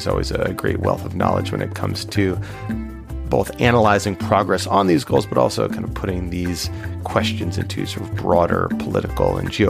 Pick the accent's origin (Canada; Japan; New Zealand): Canada; As a Canadian citizen myself